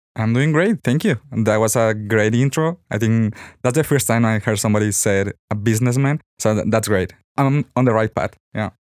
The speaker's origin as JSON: {"language": "English", "region": "Sonora", "country": "Mexico", "moved": "as an adult", "lives_now": "Guadalajara, Mexico", "said": "I came from Sonora"}